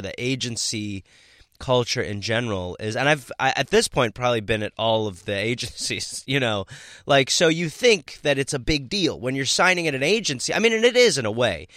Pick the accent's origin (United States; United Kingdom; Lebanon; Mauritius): United States; Milwaukee, Wisconsin; moved away; I'm from Milwaukee, Wisconsin